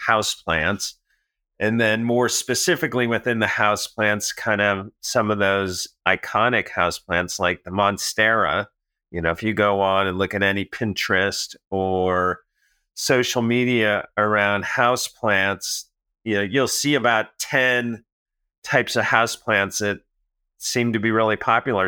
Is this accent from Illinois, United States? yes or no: yes; Manhattan, Illinois, United States; moved away; I'm from Manhattan